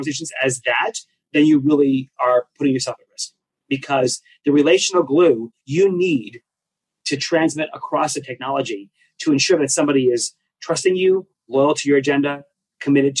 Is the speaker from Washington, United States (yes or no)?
no; New York, United States; I speak fast. I'm from New York